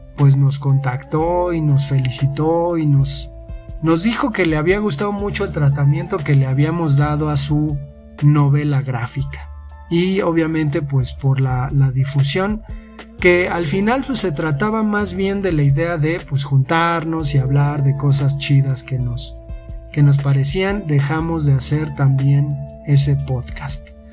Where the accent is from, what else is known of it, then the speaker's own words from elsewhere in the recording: Mexico; somos de México